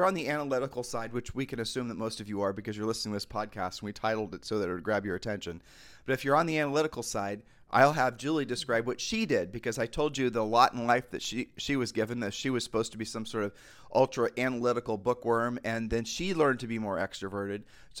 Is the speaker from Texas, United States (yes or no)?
yes; Texas, United States; I'm visiting from Texas. Yeah, I'm here for business.